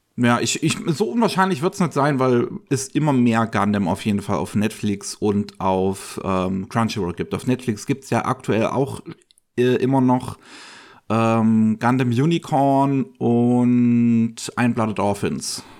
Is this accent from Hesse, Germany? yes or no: no; Bavaria, Germany; bei uns in Bayern